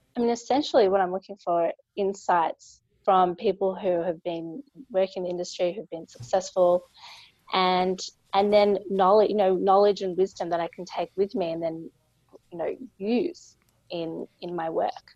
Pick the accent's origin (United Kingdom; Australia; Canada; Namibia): Australia; I'm a lawyer from Australia